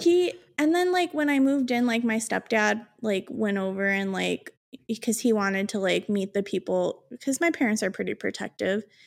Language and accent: English; Chicago, Illinois, United States; I'm from Chicago